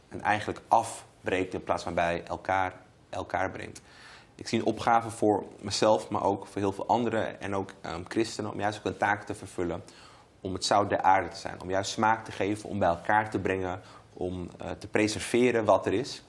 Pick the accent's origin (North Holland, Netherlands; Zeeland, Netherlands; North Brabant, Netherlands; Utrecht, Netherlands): North Holland, Netherlands; Amsterdam; Ik woon nog steeds in Amsterdam Zuidoost, waar ik ben opgegroeid